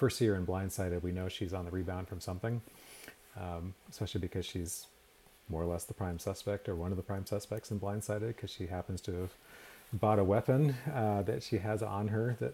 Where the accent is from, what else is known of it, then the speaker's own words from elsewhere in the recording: Portland, Maine, United States; moved away as an adult; now in Tucson, United States; I grew up outside of Portland, Maine